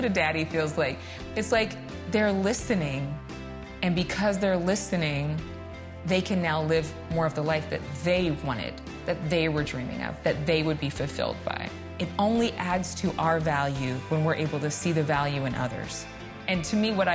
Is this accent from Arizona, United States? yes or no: no; Sacramento, California, United States; moved away as an adult; also born or lived in Dallas-Fort Worth, Texas / Los Angeles, California; now in New York City, United States; I lived in my hometown, Sacramento, California